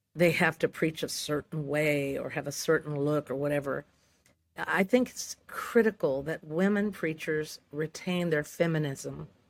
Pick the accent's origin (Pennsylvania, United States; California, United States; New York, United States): California, United States; Santa Rosa; I was born in Santa Rosa, California. It's, it's Sonoma County